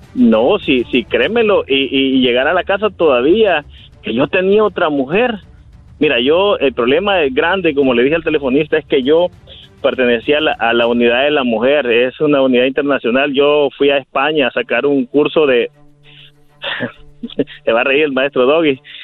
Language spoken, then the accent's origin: Spanish; El Salvador; moved away; yo soy de El Salvador, y eh, pues yo allá era investigador de la policía